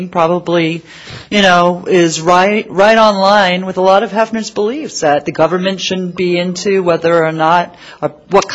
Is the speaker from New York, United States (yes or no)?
yes; New York City, New York, United States; I grew up in Queens, New York